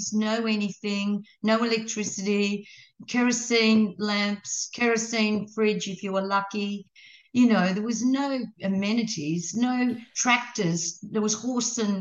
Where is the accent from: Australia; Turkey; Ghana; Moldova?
Australia; Guyra, New South Wales; moved away; In Gyra, up in the New England. And that's my hometown. That's where I was born.